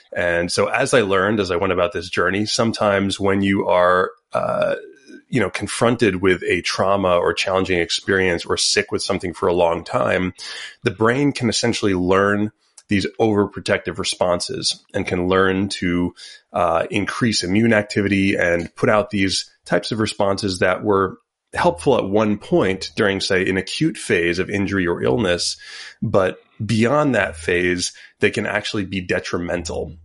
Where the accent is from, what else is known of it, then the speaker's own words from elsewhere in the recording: Montauk, New York, United States; I grew up in Long Island